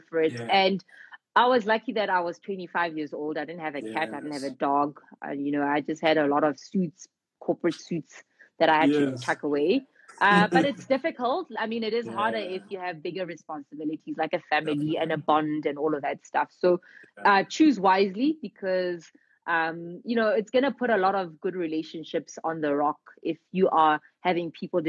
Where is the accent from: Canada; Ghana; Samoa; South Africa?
South Africa; as Black South African entrepreneurs